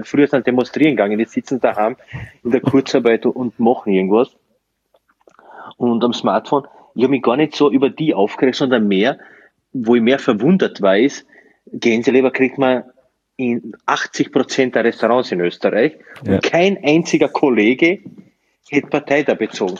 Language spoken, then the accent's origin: German; Slovenia; also born or lived in Burgenland, Austria; now in Austria; ich komme eigentlich aus Slowenien